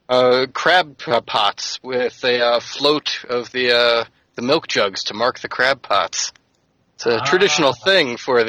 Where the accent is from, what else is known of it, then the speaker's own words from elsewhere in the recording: Charleston, South Carolina, United States; moved away; I grew up in Charleston.